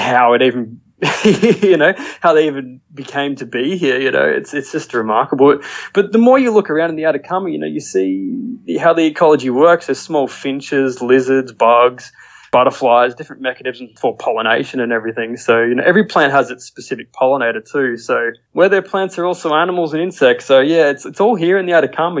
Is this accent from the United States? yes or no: no; Australia; I'm an Australian photographer and traveler